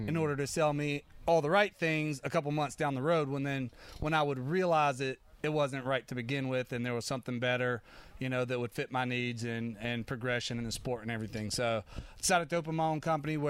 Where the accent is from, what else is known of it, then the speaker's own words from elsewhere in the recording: Charlotte, North Carolina, United States; I actually grew up in Charlotte there my whole life, with the exception of some time being deployed and stuff.